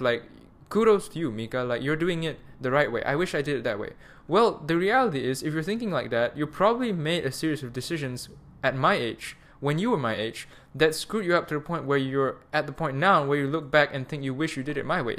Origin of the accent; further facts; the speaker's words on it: Malaysia; also born or lived in Munich, Germany; now I'm back home, um, in Malaysia. I'm Malaysian